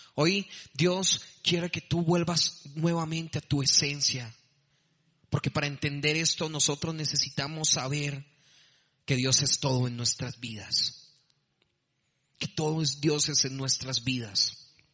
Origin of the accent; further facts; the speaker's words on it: Bogotá, Colombia; accent: rolo; moved away as an adult; now in Medellín, Colombia; Soy de Bogotá, soy también rolo